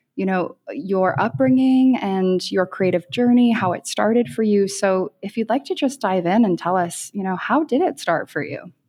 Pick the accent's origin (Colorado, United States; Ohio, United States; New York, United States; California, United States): New York, United States; around New York City, United States; growing up around New York City